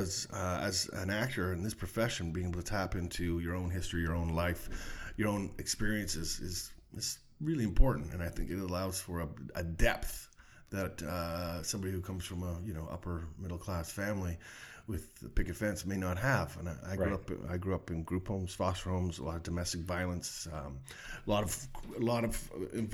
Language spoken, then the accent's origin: English; Ottawa, Ontario, Canada; moved away as an adult; also born or lived in Halifax / Vancouver; Born in Halifax, but I didn't spend any time there. Son of a Navy family, so we were in port there for a very short period of time, and then I grew up in Ottawa